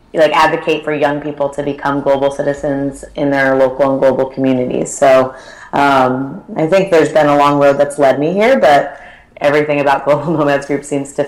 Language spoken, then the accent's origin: English; Connecticut, United States; So I grew up in Connecticut, in a small town in Connecticut